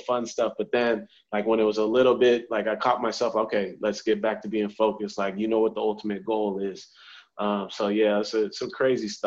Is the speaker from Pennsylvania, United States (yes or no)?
no; San Diego, California, United States; I grew up in San Diego, California, grew up playing baseball